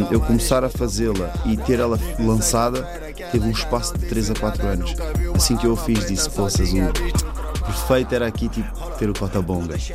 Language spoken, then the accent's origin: Portuguese; Mozambique; now in Portugal; Então, sou moçambicano, tipo pessoal não está habituado a, a, a, conviver com tantos moçambicanos